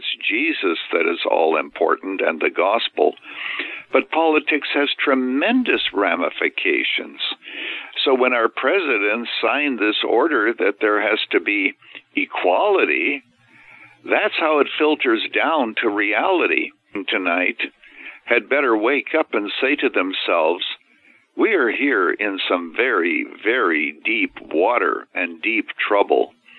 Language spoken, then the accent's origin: English; Canada; now in United States; I was actually born and raised in Canada, so I'm a naturalized American.